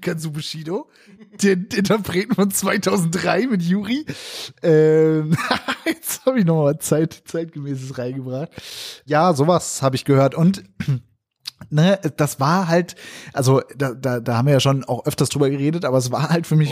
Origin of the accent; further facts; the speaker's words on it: Northern Germany, Germany; moved away as an adult; now in Berlin, Germany; ich komme ja aus Norddeutschland